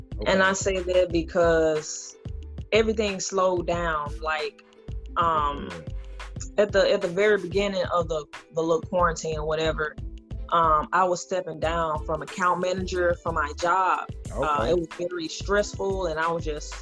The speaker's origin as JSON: {"language": "English", "town": "St. Louis", "region": "Missouri", "country": "United States", "tie": "born or raised there", "said": "born and raised North Side and North County, mostly the North City."}